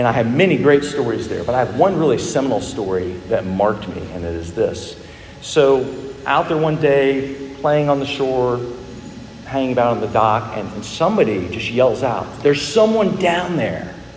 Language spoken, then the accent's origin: English; Dallas, Texas, United States; When I was a boy growing up in Dallas